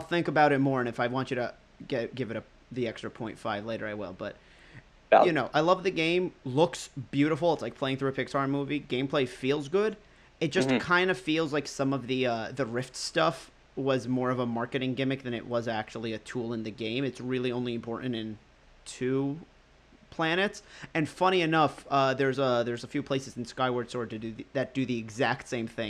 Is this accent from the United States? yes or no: no; United Kingdom; You know, I'm British, so I naturally sound like a better actor.